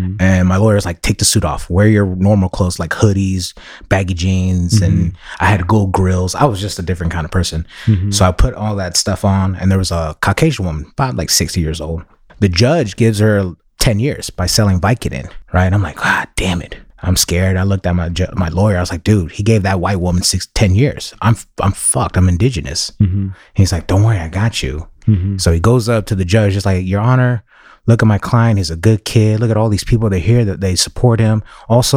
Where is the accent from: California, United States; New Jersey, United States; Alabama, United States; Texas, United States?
California, United States; San Francisco; Born and raised in San Francisco